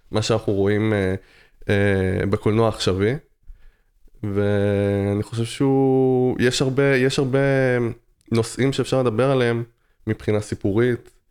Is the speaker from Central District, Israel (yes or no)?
no; Tel Aviv, Tel Aviv District, Israel; אני מתל אביב.